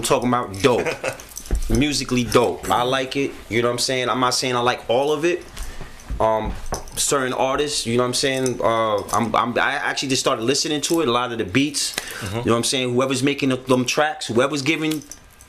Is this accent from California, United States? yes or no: no; New York City, New York, United States; I'm from the Bronx